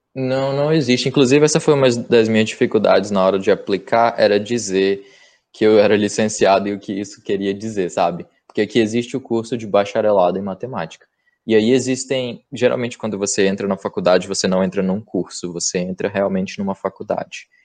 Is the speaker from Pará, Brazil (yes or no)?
yes; Castanhal, Pará, Brazil; moved away as an adult; now in Vancouver, Canada; E eu fiz numa cidade vizinha, num campus menor, chamado uh, Castanhal, na é minha cidade natal.